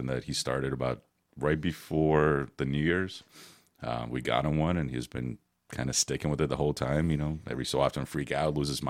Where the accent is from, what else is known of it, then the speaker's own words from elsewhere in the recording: Mayfield Heights, Ohio, United States; also born or lived in Odessa, Ukraine; Originally from Ukraine, Odessa, Ukraine. Came here in 89, so I was 10 years old when we came over here. I grew up in the Mayfield Heights area.